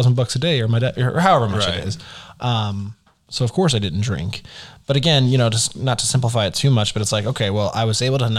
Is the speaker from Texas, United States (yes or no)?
yes; Dallas, Texas, United States; now in Oklahoma City, United States; I'm from Dallas